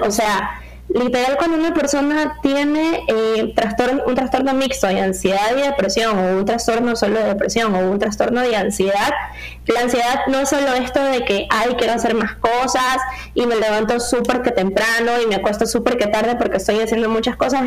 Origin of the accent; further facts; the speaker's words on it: Ecuador; como sociedad ecuatoriana